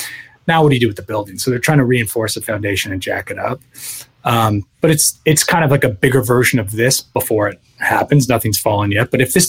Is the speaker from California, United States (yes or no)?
yes; San Francisco, California, United States; moved away; I'm from San Francisco originally